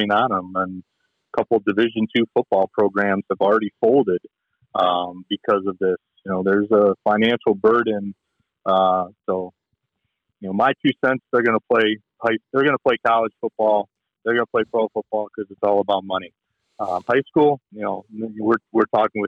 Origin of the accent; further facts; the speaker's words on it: Michigan, United States; I grew up here in Michigan, so I've been a Lions fan my whole life